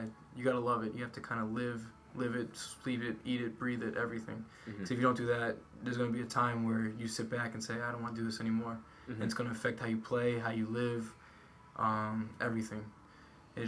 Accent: United States; moved away as an adult; now in Frankfurt, Germany; We're coming from America

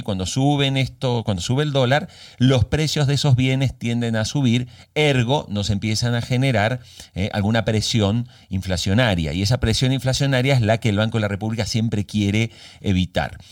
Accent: Argentina

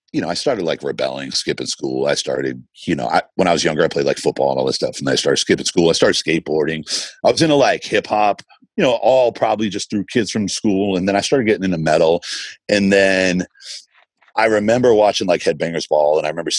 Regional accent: Boston, Massachusetts, United States; growing up in Boston

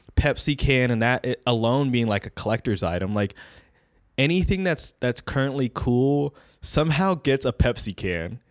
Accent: Bay Area, California, United States; We born and raised in the Bay Area.

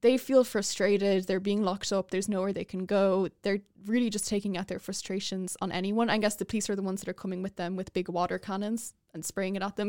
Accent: Dublin, Leinster, Ireland; where I'm from, I'm from North Dublin.

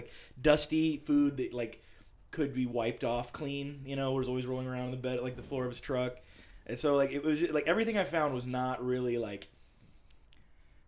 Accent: California, United States; I'm from California

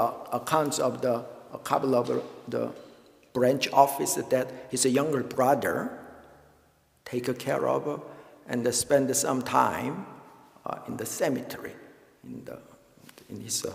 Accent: Daegu, South Korea; moved away; I was born in Daegu, in Korea, and my parents went to Daegu One Buddhist Temple for their whole life

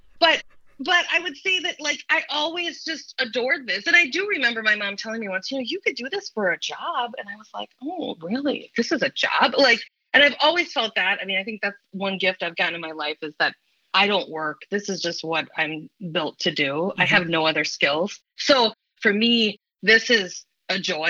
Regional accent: St. Paul, Minnesota, United States; I grew up in St. Paul

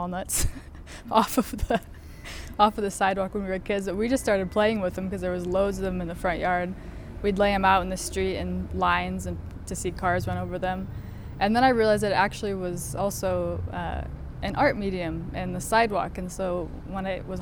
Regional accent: Denver, Colorado, United States; I grew up in Denver

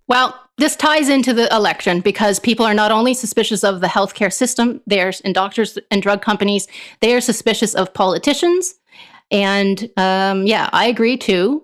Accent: Canada; as a Canadian

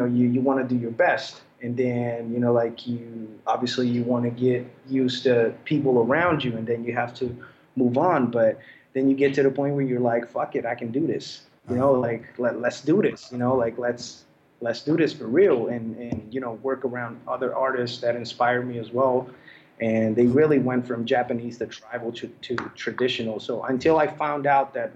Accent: Naples, Campania, Italy; I'm from Naples, Italy.

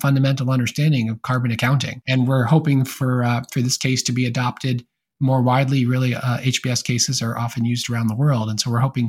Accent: White Plains, New York, United States; also born or lived in Tarrytown, New York / Bethlehem, Pennsylvania; I grew up in Westchester County in New York, in both the Tarrytown area and White Plains

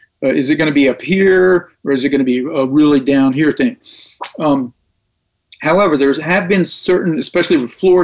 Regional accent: Tullahoma, Tennessee, United States; now in Nashville, United States; Name of the town's Tullahoma, Tennessee. And I grew up there

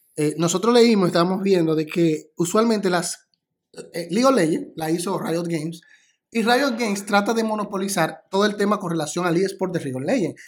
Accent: Dominican Republic

